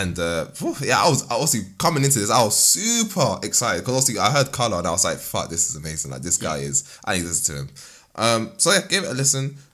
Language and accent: English; Nigeria; I'm a Nigerian man myself